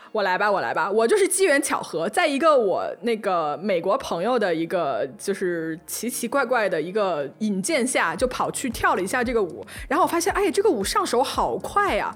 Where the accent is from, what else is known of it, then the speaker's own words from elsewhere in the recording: Hunan, China; accent: 塑料普通话 (Hunan-accented Mandarin); 我们三个人都是湖南人